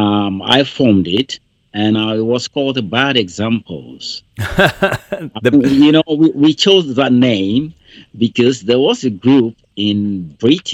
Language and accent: English; Ghana; now in United Kingdom; Actually, I was born in Ghana.